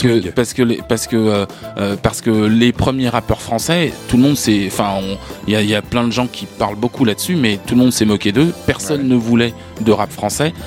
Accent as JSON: {"language": "French", "country": "France", "said": "nous en tant que Français, on a grandi avec plein d'a priori"}